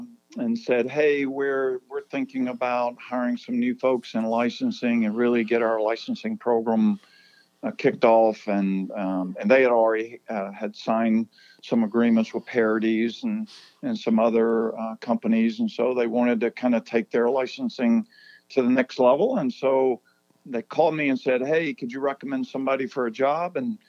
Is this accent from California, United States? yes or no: no; Alexander City, Alabama, United States; So I grew up in Alexander City, Alabama, and went to Benjamin Russell High School.